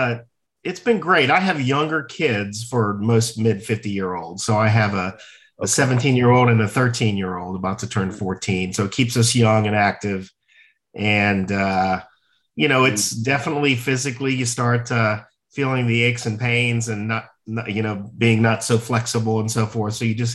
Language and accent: English; Cincinnati, Ohio, United States; Yeah, so I'm the youngest of four and okay. We're all very close in age, a very close family. My parents, we grew up in Cincinnati, Ohio.